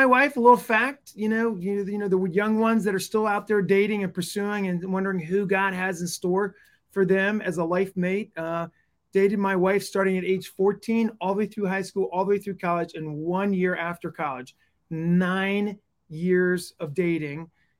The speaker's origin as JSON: {"language": "English", "region": "East Coast", "country": "United States", "tie": "born or raised there", "moved": "as an adult", "lives_now": "Kansas City, United States", "said": "I grew up on the East Coast, but been here for the last 20 years."}